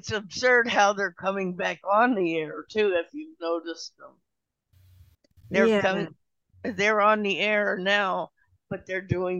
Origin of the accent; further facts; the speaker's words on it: Pittsburgh, Pennsylvania, United States; I am from Pittsburgh.